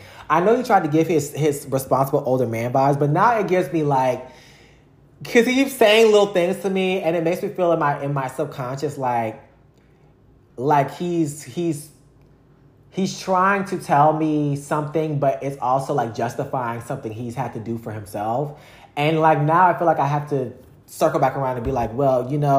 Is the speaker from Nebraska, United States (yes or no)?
no; Louisiana, United States; growing up in Louisiana